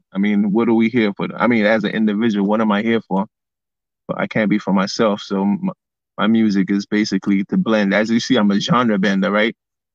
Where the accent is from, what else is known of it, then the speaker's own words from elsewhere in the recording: New York City, New York, United States; Yeah, I'm from Brownsville, the 90s, right?